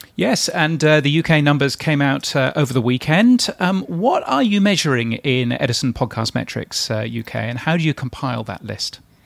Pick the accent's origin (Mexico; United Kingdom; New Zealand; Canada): United Kingdom; as a Brit